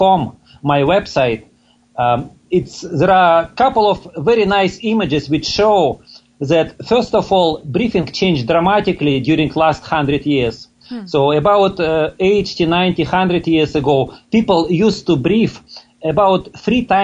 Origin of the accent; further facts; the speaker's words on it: Russia; moved away as an adult; now in Toronto, Canada; I was born and grew up in Russia, but 20 years ago I immigrated to Canada.